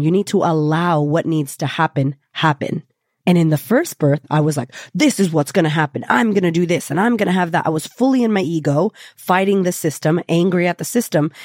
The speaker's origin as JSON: {"language": "English", "country": "United States", "said": "I'm already American. I'm already Latina."}